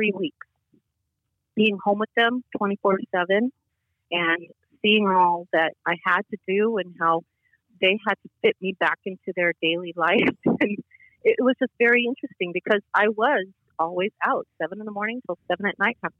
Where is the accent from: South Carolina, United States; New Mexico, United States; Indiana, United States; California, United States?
California, United States; Los Angeles; I grew up in Hollywood